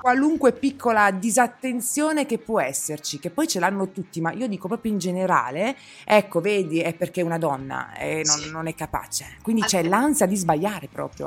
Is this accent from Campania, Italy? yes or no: no; Apulia, Italy; io sono pugliese